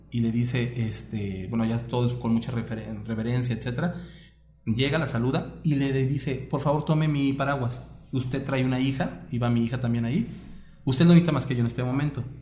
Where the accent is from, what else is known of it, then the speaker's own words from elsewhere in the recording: Mexico; Pues mira, para empezar. Como mexicano así de... Cosas que nos pasaron.